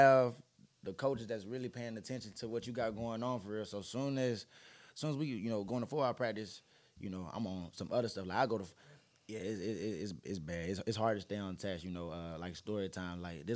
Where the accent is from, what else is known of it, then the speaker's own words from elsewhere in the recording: Alabama, United States; also born or lived in Ohio; I'm from Alabama, of course, but my first junior college was in Ohio